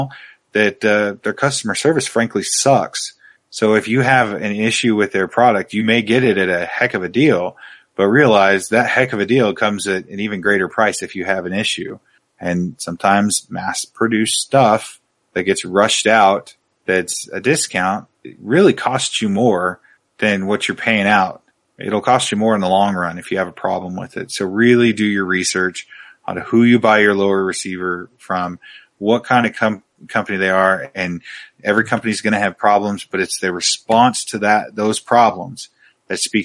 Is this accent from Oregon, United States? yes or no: yes; Oregon, United States; I grew up in Oregon